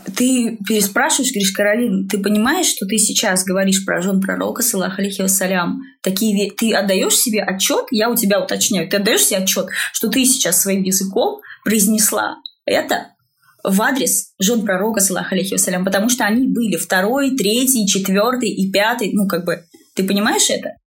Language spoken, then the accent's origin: Russian; Russia; я абсолютно русская. Я воспитывалась угу. в русской культуре